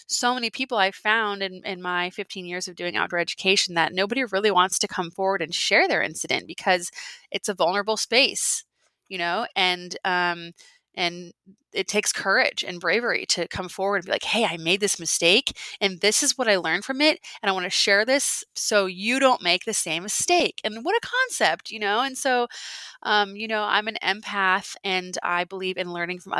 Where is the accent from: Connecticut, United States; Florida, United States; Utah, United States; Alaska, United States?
Alaska, United States; I was born and raised in Alaska, and I'm sitting here in my little home, my little ranch style home in Anchorage, Alaska right now